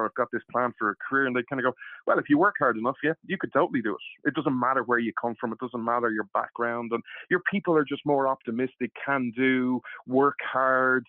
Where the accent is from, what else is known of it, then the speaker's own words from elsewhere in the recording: Ireland; moved away as an adult; now in Oklahoma, United States; I'm from Ireland. I live in Oklahoma with my now wife, Tanya, and based in Ireland for all my life for the first 38 years.